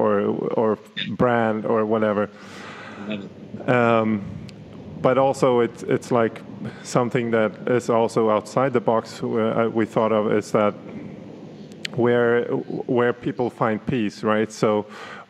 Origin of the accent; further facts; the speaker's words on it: Stockholm, Stockholm County, Sweden; now in Berlin, Germany; Stockholm, I assume. That's my hometown